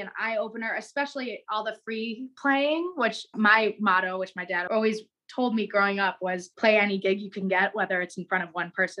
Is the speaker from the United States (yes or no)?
yes; Charlotte, North Carolina, United States; moved away as an adult; also born or lived in Chicago, Illinois; now in Nashville, United States; So I moved to Nashville from North Carolina. I'm originally from Chicago, but I had gone to high school and middle school in North Carolina.